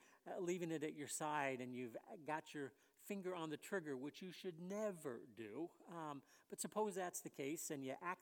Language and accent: English; West Covina, California, United States; moved away; I grew up in the Southern California area